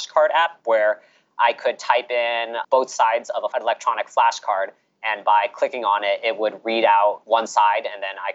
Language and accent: English; California, United States; moved away as an adult; also born or lived in Orlando, Florida; now in New York, United States; I'm born and raised in California